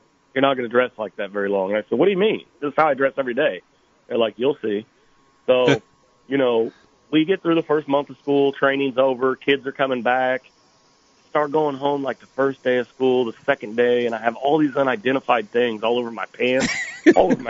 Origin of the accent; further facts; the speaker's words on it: Clinton, Illinois, United States; moved away as an adult; now in Decatur, United States; Born and raised in Clinton.